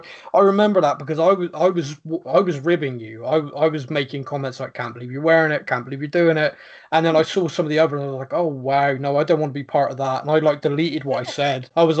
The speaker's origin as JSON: {"language": "English", "town": "Bristol", "region": "South West England", "country": "United Kingdom", "said": "I'm from Bristol"}